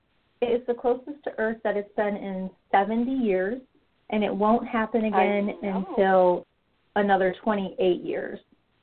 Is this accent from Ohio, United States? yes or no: yes; Ohio, United States; moved away as an adult; now in Houston, United States; I know that when I moved here in 2009, I moved from Ohio, and I would have allergies every once in a while.